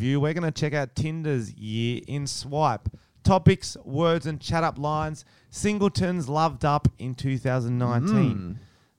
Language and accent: English; Wollongong, New South Wales, Australia; I'm from Wollongong.